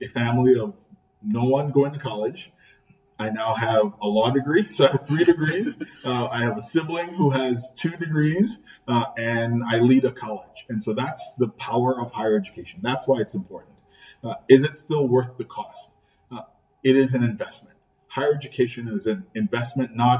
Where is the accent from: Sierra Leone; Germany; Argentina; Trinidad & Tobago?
Trinidad & Tobago; moved away as an adult; now in Buffalo, United States; I'm an immigrant. I grew up in Trinidad and Tobago.